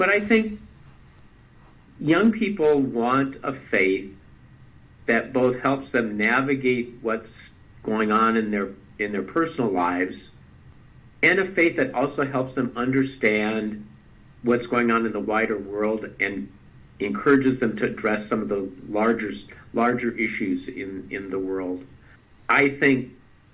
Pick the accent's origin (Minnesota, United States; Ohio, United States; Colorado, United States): Minnesota, United States; Duluth; now in Michigan, United States; I grew up in Duluth, Minnesota.